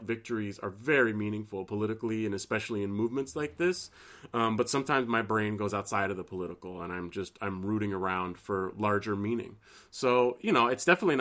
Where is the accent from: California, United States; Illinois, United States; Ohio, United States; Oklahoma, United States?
California, United States; San Francisco; moved away; in my hometown